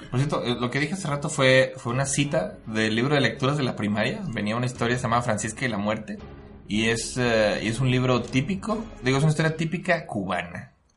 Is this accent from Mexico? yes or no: yes; Mexico; yo como mexicano